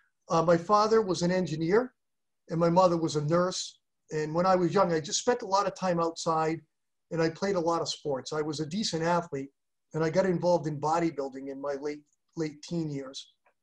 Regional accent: Ellington, Connecticut, United States; moved away as an adult; also born or lived in Worcester, Massachusetts; So I was born in Worcester, Mass. And when I was young, our family moved to a town called Ellington, Connecticut

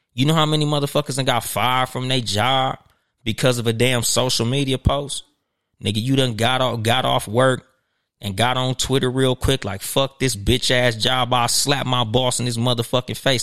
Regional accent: Compton, California, United States; I was from Compton

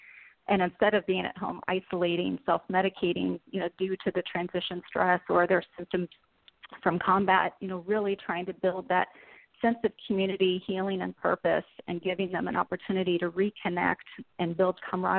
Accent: St. Louis, Missouri, United States; moved away; My husband and I grew up in St. Louis. We were high school sweethearts

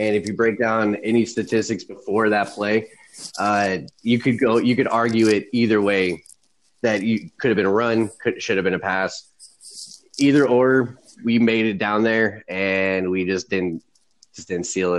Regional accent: Virginia Beach, Virginia, United States; now in Seattle, United States; I grew up in Virginia Beach, Virginia, and my parents are both from Seattle and the Spokane area and out

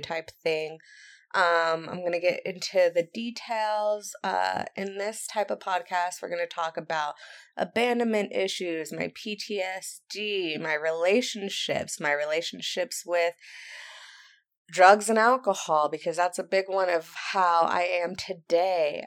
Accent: Santa Barbara County, California, United States; moved away; I am from Santa Barbara County. If you don't know where that is, it's in California on the Central Coast

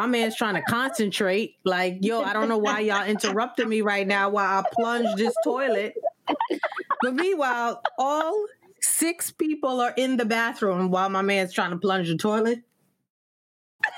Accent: New York and Long Island, United States; now in Washington, D.C., United States; growing up in New York and Long Island, the family always got together

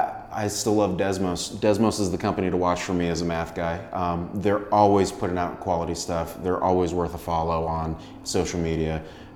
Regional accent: Tampa, Florida, United States; my hometown Tampa Bay

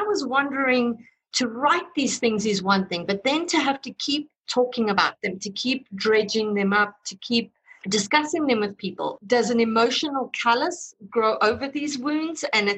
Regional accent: South Africa; my own work kind of deals with my inherent racism because I grew up in South Africa during apartheid and was taught racism.

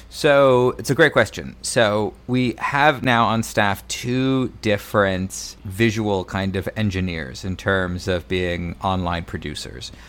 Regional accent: Mesa, Arizona, United States; I grew up in Mesa, Arizona, just outside of Phoenix

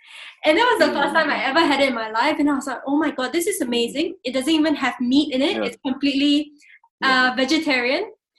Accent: Singapore

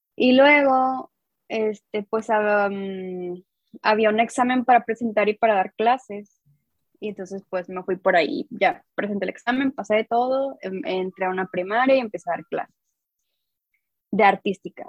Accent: Coahuila, Mexico; soy de Coahuila, o sea, soy del norte de México

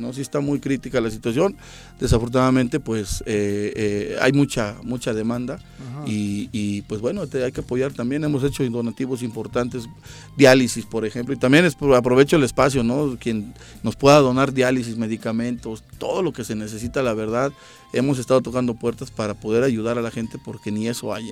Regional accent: Tetecala, Morelos, Mexico; Soy del municipio de Tetecala

